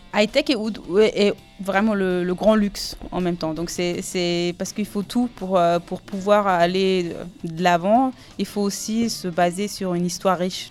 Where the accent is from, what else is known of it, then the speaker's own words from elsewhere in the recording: Salzburg, Austria; French is a second language; moved away as an adult; also born or lived in Aube, France; now in France; Je viens de, de Salzbourg.